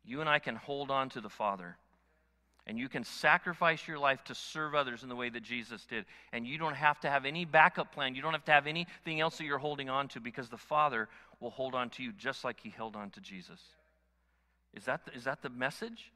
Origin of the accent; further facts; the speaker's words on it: United States; I'm an American